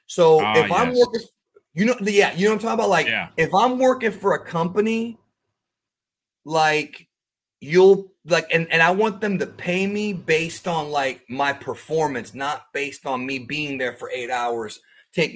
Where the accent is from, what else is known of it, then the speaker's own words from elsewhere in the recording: Cuba; moved away; My family's in Cuba. I'm an immigrant from Cuba.